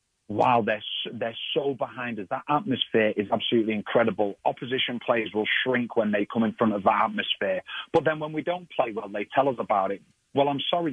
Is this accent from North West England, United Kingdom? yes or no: yes; Manchester, North West England, United Kingdom; moved away; where I was born in Manchester